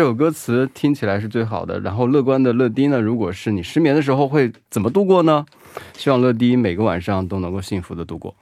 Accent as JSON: {"language": "Chinese", "region": "Hubei", "country": "China", "also_born_or_lived": "Wuhan", "moved": "yes", "lives_now": "South Korea", "said": "我是湖北人呢"}